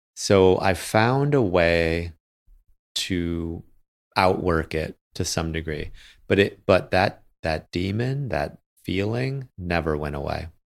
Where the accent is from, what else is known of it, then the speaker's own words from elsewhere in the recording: Michigan, United States; my hometown